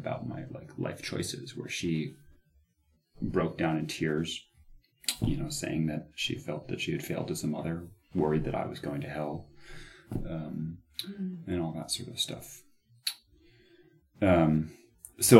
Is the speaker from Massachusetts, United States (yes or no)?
yes; Cape Cod, Massachusetts, United States; also born or lived in Washington, D.C.; So I already felt very attached and grounded to place mm-hmm. on Cape Cod in my hometown